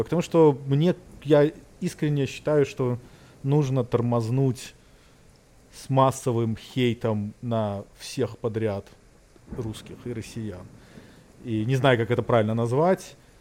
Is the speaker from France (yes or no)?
no; Belarus; moved away; я там вырос в Беларусь